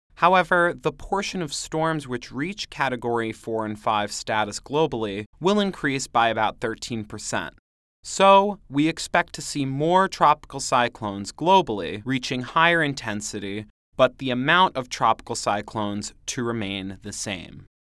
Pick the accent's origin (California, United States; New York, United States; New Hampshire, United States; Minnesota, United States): New York, United States; northern Westchester County; I lived through Hurricane Sandy at my home in northern Westchester County, a suburb of New York City